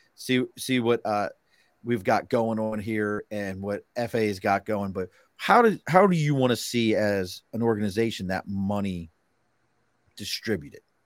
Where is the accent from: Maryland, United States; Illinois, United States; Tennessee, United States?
Maryland, United States; Baltimore; I grew up in East Baltimore